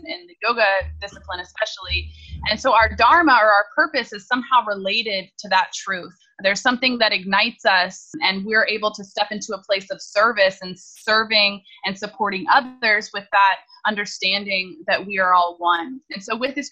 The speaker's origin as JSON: {"language": "English", "town": "Indianapolis", "region": "Indiana", "country": "United States", "tie": "born or raised there", "said": "I was born in Indianapolis, Indiana, in the Midwest, in the United States, to a wonderful, loving family."}